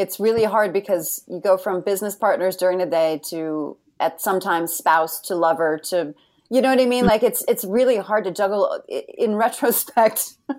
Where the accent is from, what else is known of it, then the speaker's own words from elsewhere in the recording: New York, United States; I'm a New Yorker by birth.